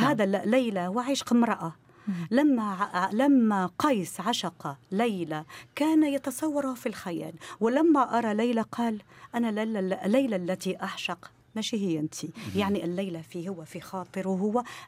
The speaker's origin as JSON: {"language": "Arabic", "country": "Morocco", "said": "عندنا في المغرب"}